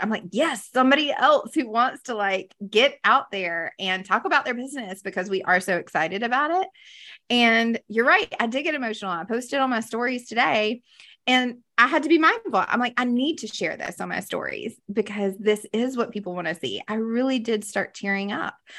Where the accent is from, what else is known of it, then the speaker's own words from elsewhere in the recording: Greenville, South Carolina, United States; moved away as an adult; now in Charlotte, United States; I grew up in the Carolinas. I am from here, originally from Greenville, South Carolina, now living in the Queen City